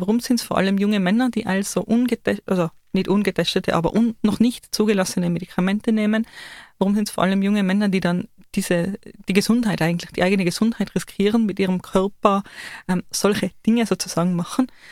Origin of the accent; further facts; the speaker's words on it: Tyrol, Austria; wir Tiroler